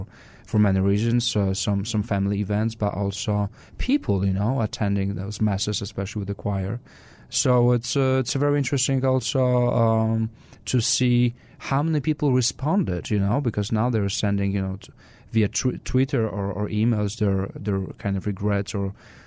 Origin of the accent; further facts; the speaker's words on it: France; moved away; also born or lived in Poland; I was born in Poland and I was raised in France